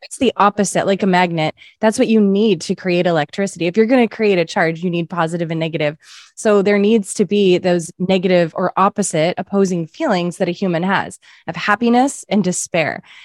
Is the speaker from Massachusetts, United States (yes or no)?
yes; Massachusetts, United States; also born or lived in Indiana; now in California, United States; I would drive from Indiana to Massachusetts, where I'm from